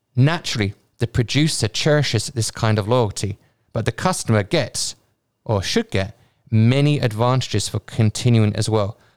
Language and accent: English; United Kingdom; I'm a Brit